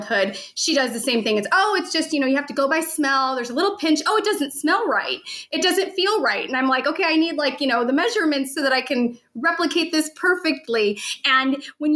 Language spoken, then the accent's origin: English; St. Louis, Missouri, United States; I was born and raised in St. Louis